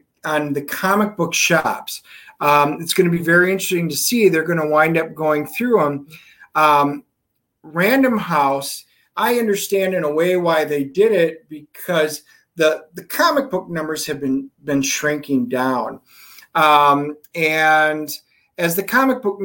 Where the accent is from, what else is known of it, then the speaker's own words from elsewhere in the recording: Wisconsin, United States; moved away; I'm from Wisconsin originally